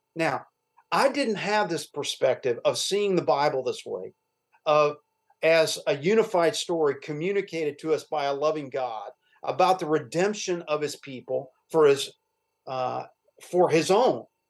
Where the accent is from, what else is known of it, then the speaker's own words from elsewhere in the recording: Louisville, Kentucky, United States; also born or lived in Cincinnati, Ohio; we moved to Louisville when I was a young a very young boy